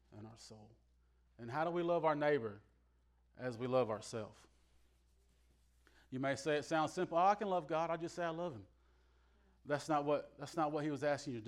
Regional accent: the South, United States; Now, I'm from the South.

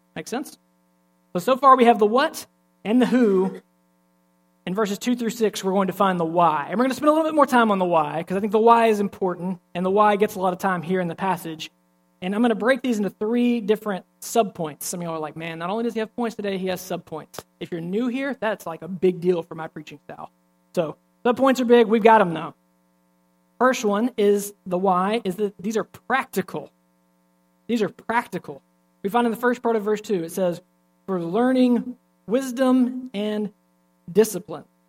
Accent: Alabama, United States; I'm from Alabama

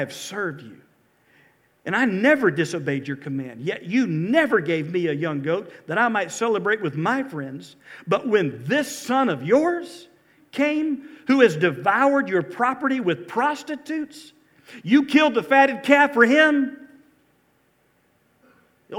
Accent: Valdosta, Georgia, United States; also born or lived in Mobile, Alabama / Lake Park, Georgia / Corsicana, Texas / Albany, Georgia; I grew up in South Georgia

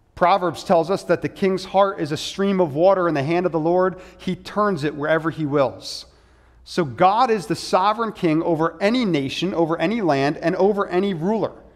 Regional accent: United States

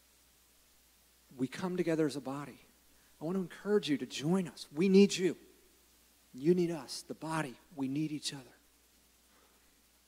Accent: United States; I love living in the United States. I'm glad I'm an American.

